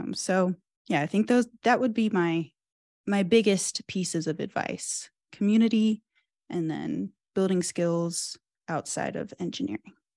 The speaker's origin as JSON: {"language": "English", "town": "Cincinnati", "region": "Ohio", "country": "United States", "moved": "yes", "said": "I'm from Cincinnati"}